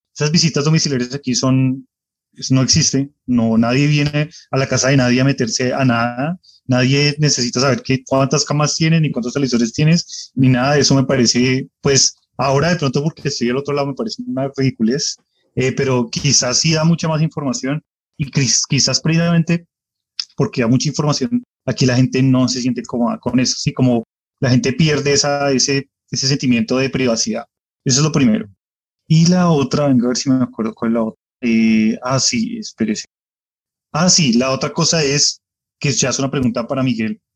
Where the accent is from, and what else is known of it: Colombia; now in United States